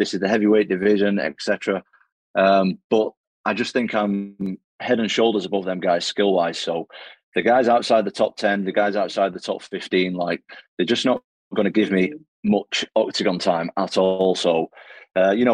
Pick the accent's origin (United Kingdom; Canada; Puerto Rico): United Kingdom; Manchester, North West England; I'm obviously a British guy. I'm from Manchester, England.